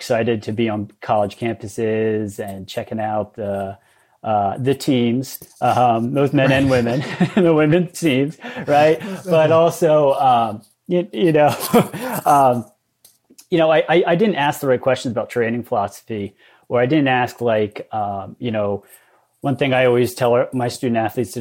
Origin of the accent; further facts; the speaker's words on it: Lancaster County, Pennsylvania, United States; I grew up in Lancaster County